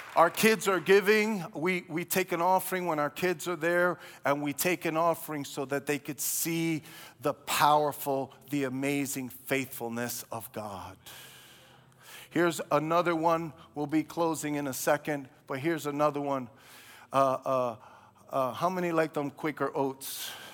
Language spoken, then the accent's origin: English; New York City, New York, United States; I grew up in Brooklyn.